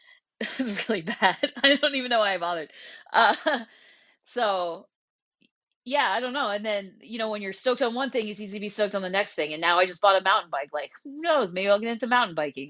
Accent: Vermont, United States; moved away as an adult; also born or lived in Portland, Oregon; I moved back to Vermont from Portland, Oregon in October two thousand nineteen

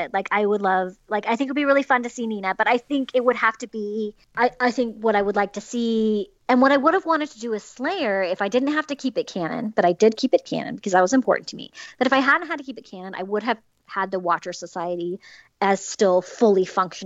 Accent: Utah, United States; now in Southern California, United States; I grew up in Utah, let's be real. I now live in Southern California in the suburbs.

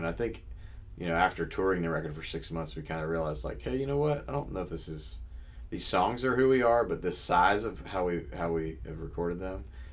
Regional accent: Memphis, Tennessee, United States; now in Nashville, United States; It's my hometown

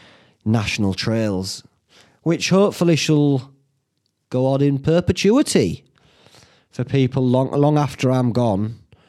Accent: Whitby, Yorkshire and the Humber, United Kingdom; They didn't know I was from Whitby.

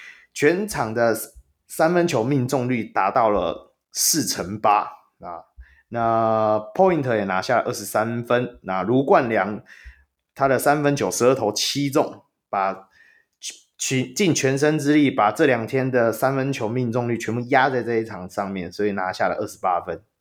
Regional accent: Taoyuan, Taiwan; 我是桃园人

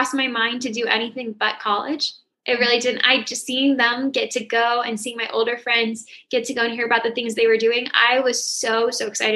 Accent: St. Petersburg, Florida, United States; moved away as an adult; also born or lived in Pinellas County, Florida; now in Orlando, United States; I'm from St. Petersburg

